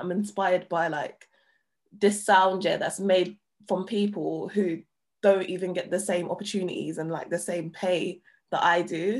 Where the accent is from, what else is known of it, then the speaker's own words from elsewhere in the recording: London, United Kingdom; I'm I'm from an estate in it. Like I'm from Hackney.